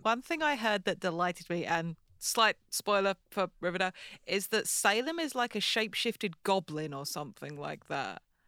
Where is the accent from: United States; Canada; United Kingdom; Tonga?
United Kingdom; as British people